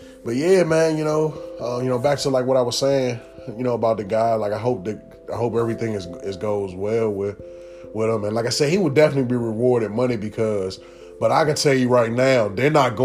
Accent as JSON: {"language": "English", "area": "Prince George's County", "region": "Maryland", "country": "United States", "said": "being from out here, knowing PG police"}